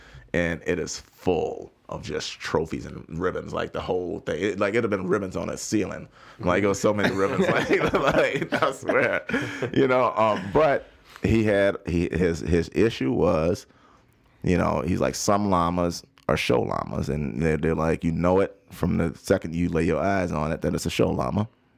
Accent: the South, United States; Look, I came from the South, so I knew, you know, like, look, tread lightly

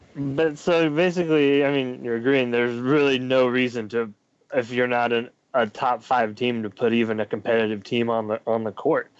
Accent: Huntingburg, Indiana, United States; moved away; also born or lived in Noblesville, Indiana; I was born in Huntingburg, Indiana, and I lived in Noblesville for a couple years

